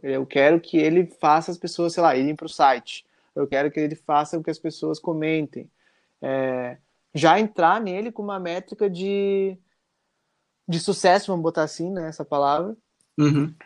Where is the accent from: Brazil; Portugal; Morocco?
Brazil; Caxias do Sul, Rio Grande do Sul; eu sou de Caxias do Sul, né, no Rio Grande do Sul